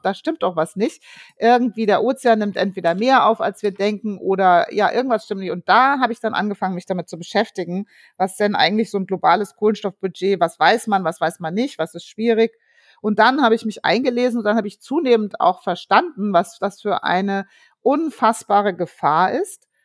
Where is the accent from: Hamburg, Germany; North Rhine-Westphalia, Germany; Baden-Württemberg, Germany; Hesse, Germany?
Hesse, Germany; Frankfurt; also born or lived in Darmstadt; ich bin ja in Frankfurt groß geworden, Frankfurt und Darmstadt